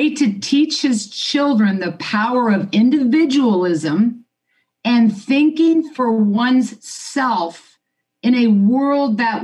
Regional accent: Kansas, United States; I was born and raised in Kansas

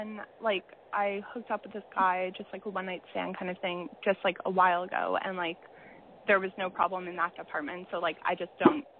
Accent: Canada; but I'm 21. I'm from Canada.

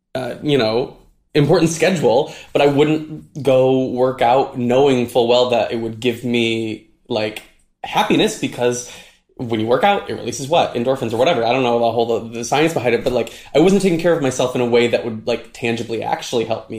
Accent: Midwest, United States; I grew up in the Midwest

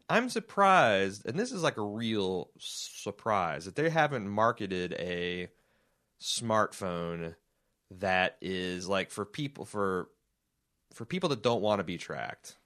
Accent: United States; we as American people

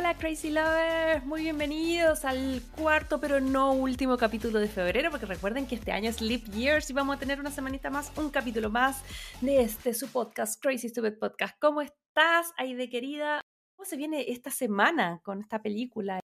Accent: Chile; vengo de Chile

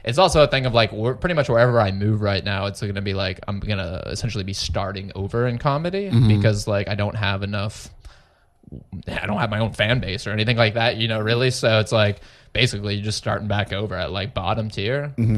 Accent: Plano, Texas, United States; now in San Antonio, United States; I grew up in the Dallas area, Plano, which is very much just the same, just white people everywhere, right?

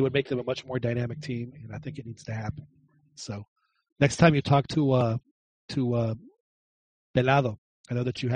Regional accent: Acapulco, Guerrero, Mexico; I grew up in Acapulco.

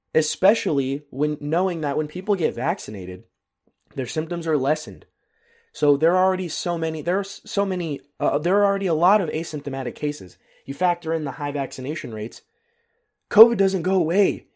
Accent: United States; now in Germany; As an American

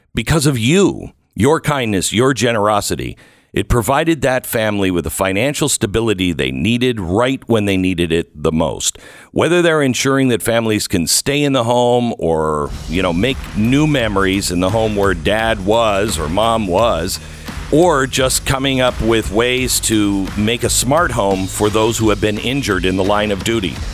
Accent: Pacific Northwest, United States; I grew up in the Pacific Northwest.

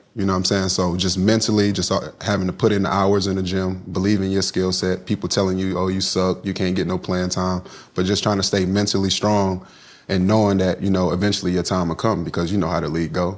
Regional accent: Kinston, North Carolina, United States; I'm from Kinston

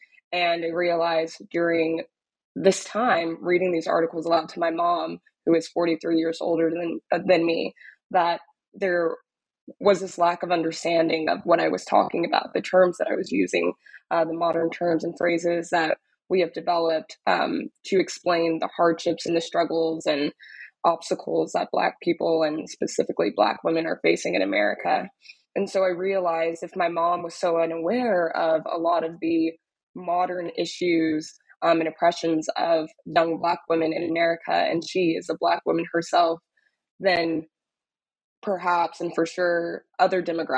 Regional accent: Dallas, Texas, United States; now in New York, United States; I'm originally from Dallas, Texas, was born and raised in Dallas and attended university in Austin and have been living in New York ever since

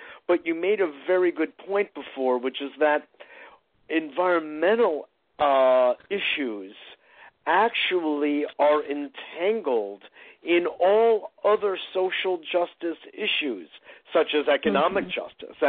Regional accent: Westport, Connecticut, United States; now in New York, United States; I grew up in Westport

